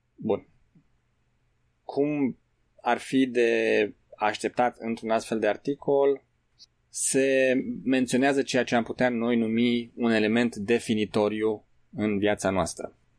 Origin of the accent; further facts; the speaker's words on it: Romania; noi, pentru că suntem români